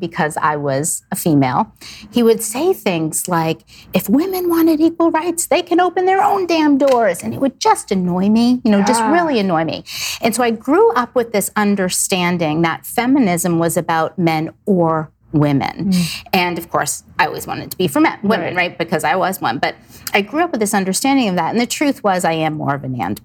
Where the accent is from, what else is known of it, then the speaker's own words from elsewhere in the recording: South Shore, Massachusetts, United States; raised in Massachusetts on the South Shore, very conservative family